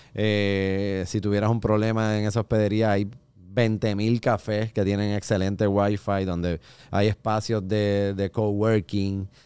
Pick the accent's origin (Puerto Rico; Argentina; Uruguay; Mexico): Puerto Rico; nosotros los boricuas